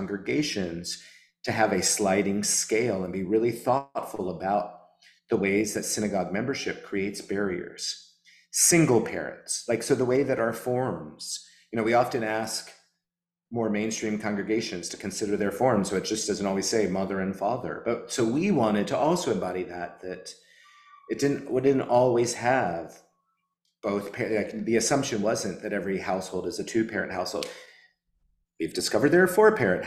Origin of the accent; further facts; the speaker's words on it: the South, United States; also born or lived in New Orleans, Louisiana; as a Southerner